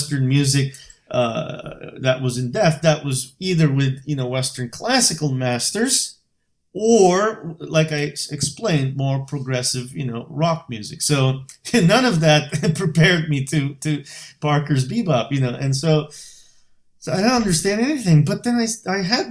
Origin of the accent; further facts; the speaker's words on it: Bursa, Turkey; moved away as an adult; now in Boston, United States; my hometown, Bursa